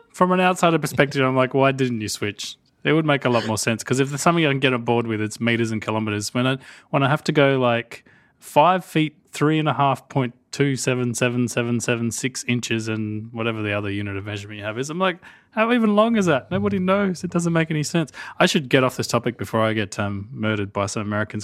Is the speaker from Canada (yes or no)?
no; Australia